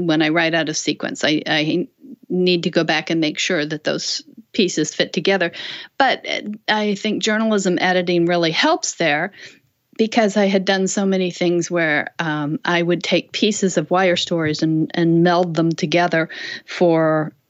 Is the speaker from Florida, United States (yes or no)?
no; Illinois, United States; moved away; also born or lived in North Carolina / Washington, D.C. area; I grew up in Illinois